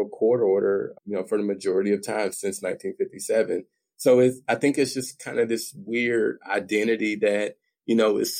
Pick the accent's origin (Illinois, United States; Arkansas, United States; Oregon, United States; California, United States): Arkansas, United States; Little Rock; I grew up in Little Rock, Arkansas, which is the capital city of Arkansas.